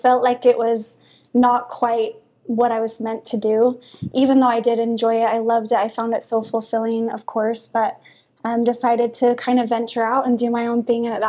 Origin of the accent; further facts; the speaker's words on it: Holladay, Utah, United States; also born or lived in Midvale; I grew up in Holiday. My parents still live there right behind Olympus